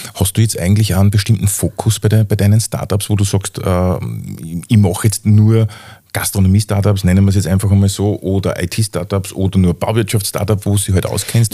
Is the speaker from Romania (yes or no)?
no; Upper Austria, Austria; bei uns in Oberösterreich